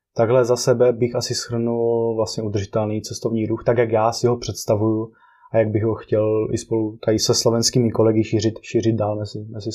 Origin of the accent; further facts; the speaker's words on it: Czechia; also born or lived in Brno / Prague; jsme tady eh, z Česka